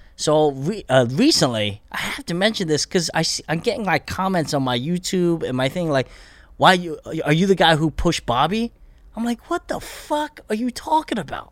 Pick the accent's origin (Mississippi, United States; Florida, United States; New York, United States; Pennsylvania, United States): Pennsylvania, United States; Bethlehem; moved away as an adult; also born or lived in Korea; now in Los Angeles, United States; I grew up in Pennsylvania